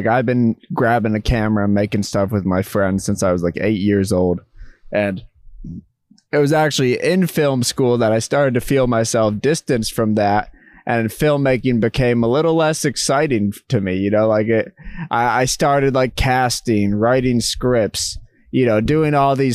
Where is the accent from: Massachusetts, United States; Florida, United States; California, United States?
Massachusetts, United States; moved back home to Massachusetts, where Trent, who I know from high school